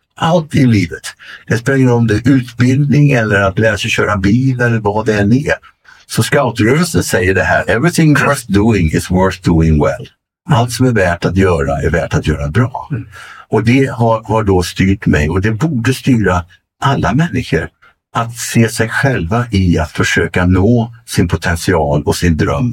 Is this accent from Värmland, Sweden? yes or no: yes; Arvika, Värmland, Sweden; moved away; also born or lived in Venice, California / Stockholm; från Arvika och skogen där jag kommer ifrån kan man säga i västra Värmland